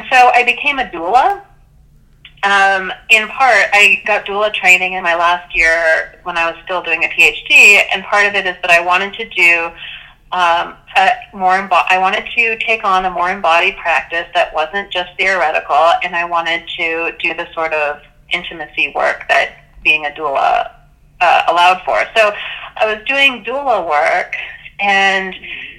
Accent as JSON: {"language": "English", "region": "California", "country": "United States", "tie": "born or raised there", "said": "I'm not Catholic, and I grew up in California"}